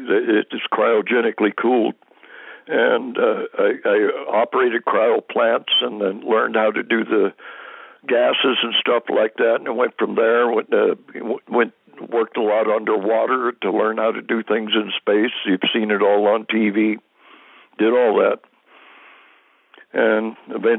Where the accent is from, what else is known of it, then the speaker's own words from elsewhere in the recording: San Joaquin Valley, California, United States; also born or lived in Whittier, California; we moved up to the San Joaquin Valley, and I pretty much grew up there